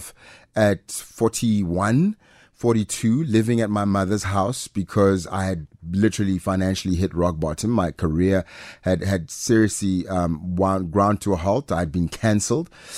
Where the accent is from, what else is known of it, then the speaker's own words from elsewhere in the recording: Pretoria, Gauteng, South Africa; accent: private school accent; also born or lived in Mamelodi / Atteridgeville / Mabopane; born in Mums, grew up between Garankuwa and Soshanguve. Really, so between those places, I always say I'm from Pretoria